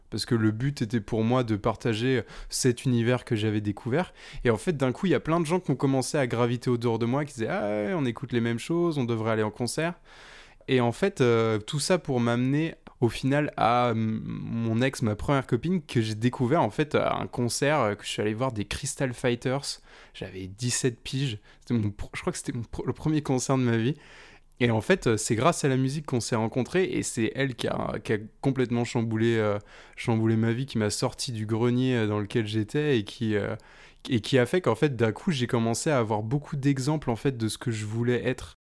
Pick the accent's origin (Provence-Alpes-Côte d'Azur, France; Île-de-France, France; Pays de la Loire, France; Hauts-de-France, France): Pays de la Loire, France; Nantes; moi, je viens de Nantes, donc près de, près de Nantes